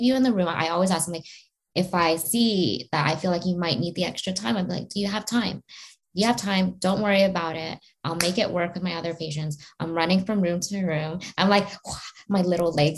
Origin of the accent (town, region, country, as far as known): Canada